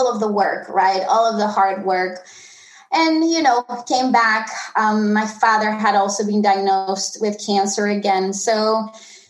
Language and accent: English; Tenerife, Canary Islands, Spain; I was born and raised in the Canary Islands in Tenerife